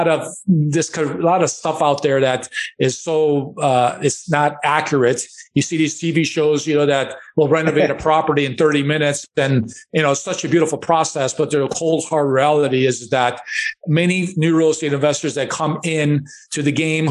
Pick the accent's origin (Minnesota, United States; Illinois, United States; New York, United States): Illinois, United States; Chicago; I grew up in Chicago, and we lived in a one-bedroom apartment